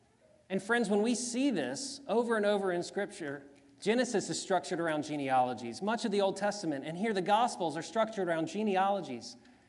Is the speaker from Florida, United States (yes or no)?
no; Zachary, Louisiana, United States; also born or lived in Baker, Louisiana; When I was about 4 years old, we moved from Baker, Louisiana to Zachary, Louisiana.